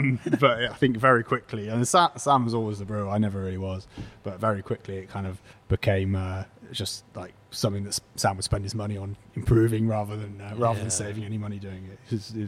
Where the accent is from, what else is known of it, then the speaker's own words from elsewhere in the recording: Bristol, South West England, United Kingdom; moved away as an adult; also born or lived in London; now in Birmingham, United Kingdom; I grew up in Bristol, and then I was living in London at the time